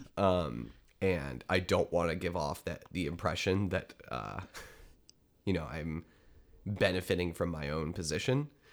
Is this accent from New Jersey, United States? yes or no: no; Detroit, Michigan, United States; growing up in Metro Detroit